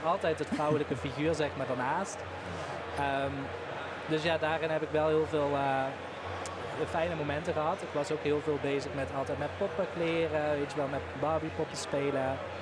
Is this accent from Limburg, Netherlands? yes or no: yes; Limburg, Netherlands; Ik kom uit Limburg, dus daar was carnaval